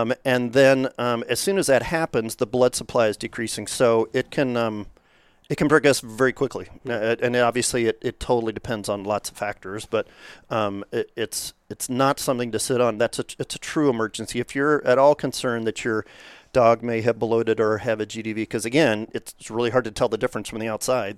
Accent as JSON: {"language": "English", "region": "Kentucky", "country": "United States", "tie": "born or raised there", "also_born_or_lived": "Rhode Island", "moved": "yes", "said": "I grew up in Kentucky in a horse family, a fox hunting family"}